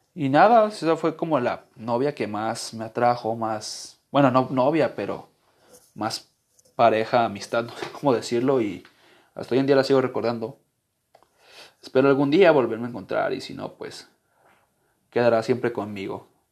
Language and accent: Spanish; Guadalajara, Jalisco, Mexico; yo soy de Guadalajara